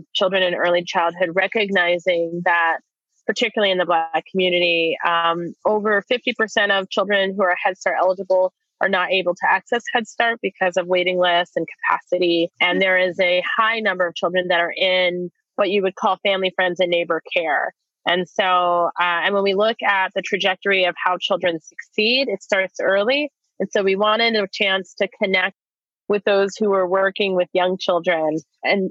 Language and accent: English; East Coast, United States; moved away as an adult; now in Portland, United States; I'm originally from the East Coast, but have been here for almost 20 years. I came out here in my 20s